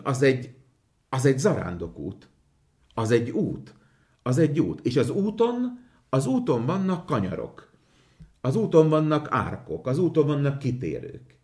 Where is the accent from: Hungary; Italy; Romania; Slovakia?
Slovakia; Komárno, Nitra Region; first language Hungarian; Én Komáromból származok, és Komáromban az akkori plébános Matuska Pálkalnok úr volt, az én gyerekkoromban